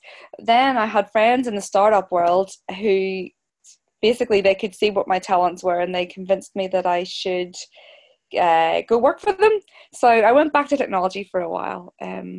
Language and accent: English; Belfast, Northern Ireland, United Kingdom; I'm a Belfast girl, born and bred in Belfast, Northern Ireland